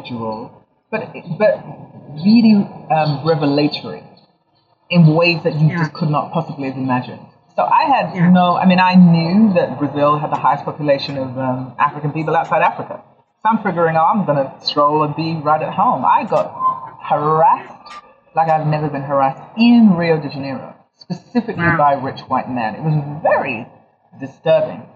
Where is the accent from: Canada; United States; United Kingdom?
United Kingdom; London; also born or lived in Ghana; Yeah, so I was born in London. I'm Ghanaian, and I was born in London. I was partially raised between Ghana and London. I went to school in London